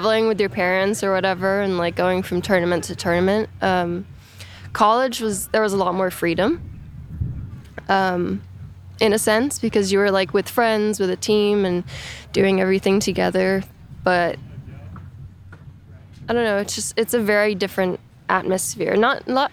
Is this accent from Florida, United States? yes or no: yes; Orlando, Florida, United States; also born or lived in Jupiter, Florida; when I was 10, I moved to Orlando. And I pretty much grew up playing in tournaments and stuff in Orlando